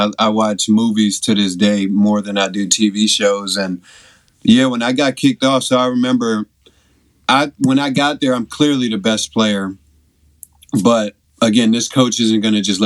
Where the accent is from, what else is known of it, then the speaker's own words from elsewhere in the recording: Evanston, Illinois, United States; also born or lived in Chicago; grew up in Evanston, Illinois. Was born there, born and raised in Evanston.